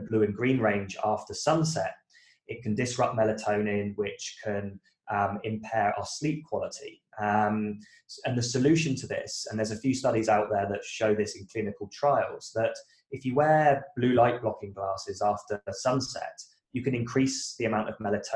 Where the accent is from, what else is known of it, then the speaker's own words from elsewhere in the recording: United Kingdom; moved away as an adult; now in Australia; I am a British guy that moved to Australia about a decade ago.